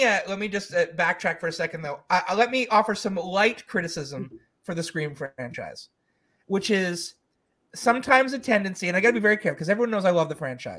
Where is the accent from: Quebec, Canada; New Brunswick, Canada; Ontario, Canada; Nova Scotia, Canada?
Quebec, Canada; Montreal; my hometown of Montreal